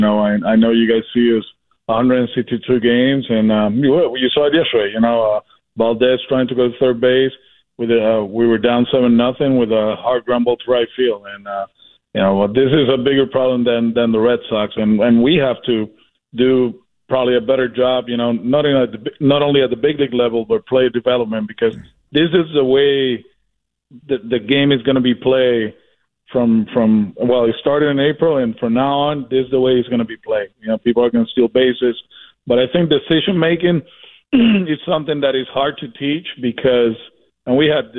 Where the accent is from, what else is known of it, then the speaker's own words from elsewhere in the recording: Puerto Rico; and I'm from Puerto Rico